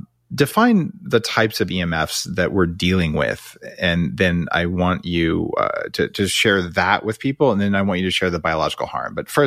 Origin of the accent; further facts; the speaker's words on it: Silicon Valley, California, United States; I'm also from Silicon Valley